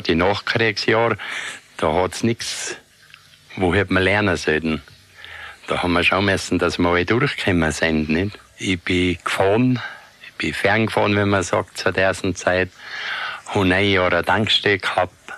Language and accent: German; Jochberg, Tyrol, Austria; Ich bin in Jochberg geboren.